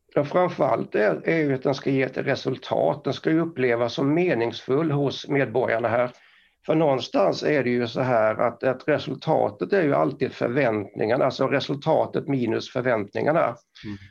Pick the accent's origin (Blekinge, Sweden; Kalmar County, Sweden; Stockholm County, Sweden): Blekinge, Sweden; Karlskrona; accent: Blekinge dialect; now in Kramfors, Sweden; Jag pratar Blekingemål. Eh, så jag är uppväxt utanför Karlskrona som är då örlogsstaden Karlskrona